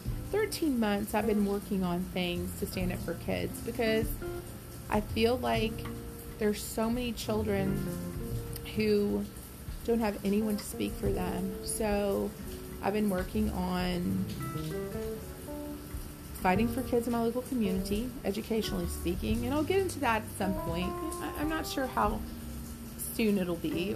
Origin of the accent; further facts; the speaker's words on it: Deep South, United States; moved away; I was from the Deep South. You know, things were sort of prim and proper down there